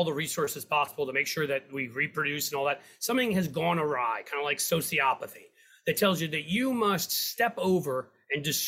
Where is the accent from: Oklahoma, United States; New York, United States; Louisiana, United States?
New York, United States; New York City; now in Cincinnati, United States; I grew up in downtown Manhattan.